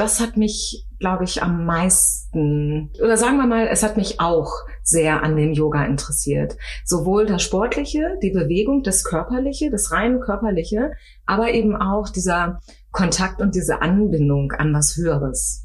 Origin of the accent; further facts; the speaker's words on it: Osnabrück, Lower Saxony, Germany; moved away as an adult; now in Frankfurt, Germany; Ich komme eigentlich mhm. aus Norddeutschland, aus okay. äh, Niedersachsen, aus Osnabrück